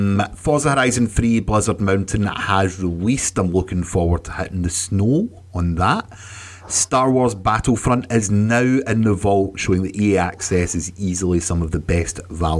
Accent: United Kingdom; it's the only time I can actually slag Europe for anything to do with living there at the moment, being British, but hey, what can you do?

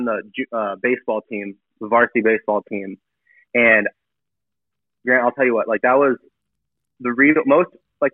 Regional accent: San Diego, California, United States; originally I'm from San Diego, grew up there

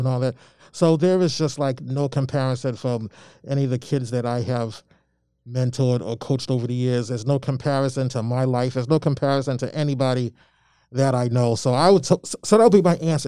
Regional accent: Malden, Massachusetts, United States; also born or lived in Albany, Georgia; when I grew up in Malden, there was a handful of black families

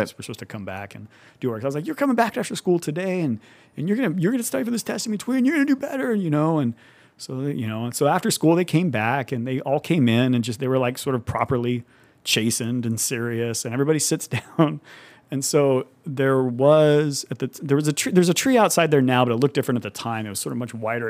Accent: Madera, California, United States; moved away as an adult; also born or lived in Fresno, California; now in Livermore, United States; I'm from the Central Valley originally, from the Fresno Madera area. Um, actually grew up on, like, a small farm in Madera

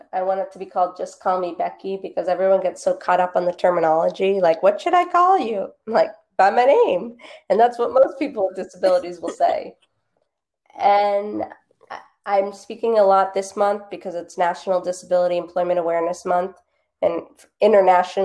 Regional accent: Boston, Massachusetts, United States; also born or lived in Los Angeles, California; I grew up in the Boston area, lived out in LA after college, and then I moved back to the Boston area in 2012.

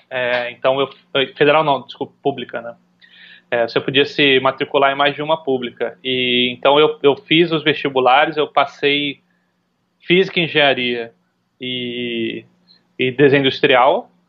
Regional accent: Recife, Pernambuco, Brazil; also born or lived in São Paulo / Rio de Janeiro; eu nasci em São Paulo, fiquei um tempo em São Paulo, depois eu, eu vim para o Rio ainda muito pequeno, depois a gente foi para Recife. Eu considero Recife a, a, a, o meu lar, assim, né? Onde eu cresci

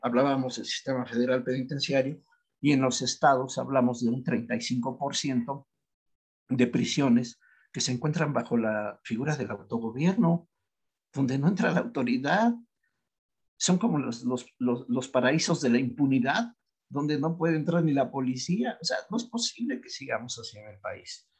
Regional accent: Mexico; yo soy mexicano y soy patriota

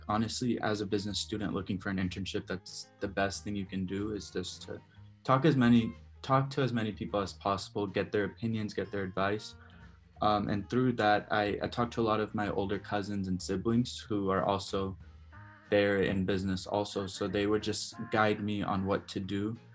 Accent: Dallas, Texas, United States; I'm from Dallas

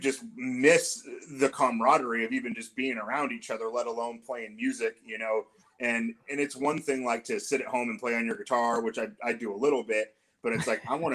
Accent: Portland, Oregon, United States; we're all from the Portland, Oregon area

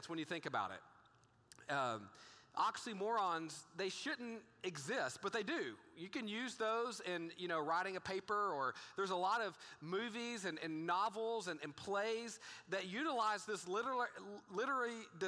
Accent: Texas, United States; I grew up in a small town in Texas

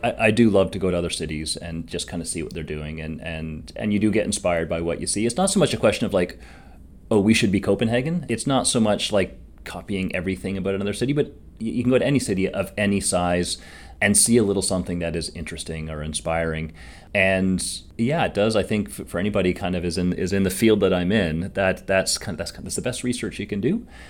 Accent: Hamilton, Ontario, Canada; I am from Hamilton, so I grew up here

